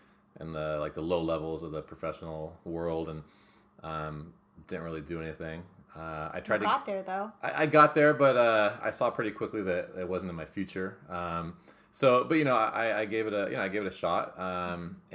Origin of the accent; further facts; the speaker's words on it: San Diego, California, United States; I grew up in San Diego